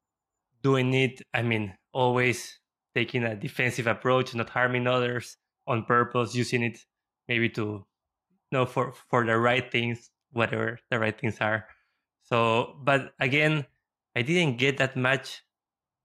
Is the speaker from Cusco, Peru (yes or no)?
no; Lima, Peru; I was raised in Peru and in Lima